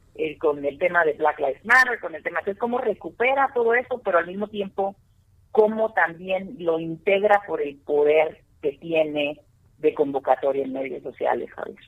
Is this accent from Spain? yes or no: no; Mexico; nosotros, como mexicanos